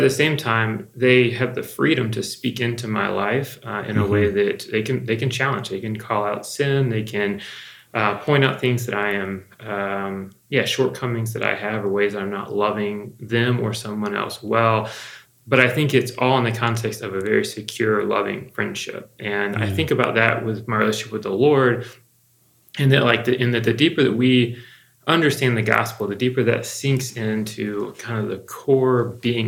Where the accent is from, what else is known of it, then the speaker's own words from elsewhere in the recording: the South, United States; a white male that grew up in the South